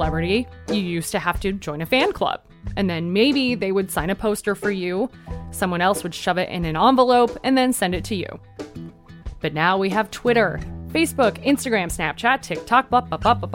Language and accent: English; Coachella Valley, California, United States; moved away as an adult; now in Los Angeles, United States; I was born and raised in the Coachella Valley.